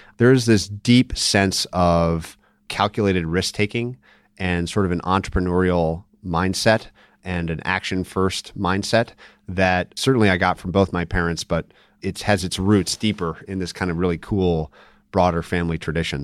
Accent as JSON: {"language": "English", "region": "Minnesota", "country": "United States", "said": "I'm actually from Minnesota"}